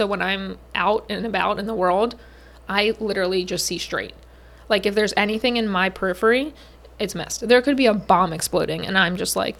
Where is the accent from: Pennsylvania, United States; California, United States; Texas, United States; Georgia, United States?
Pennsylvania, United States; now in New Jersey, United States; I said I would never move to New Jersey because I'm from Pennsylvania. Like, Pennsylvania people turn their nose up at New Jersey.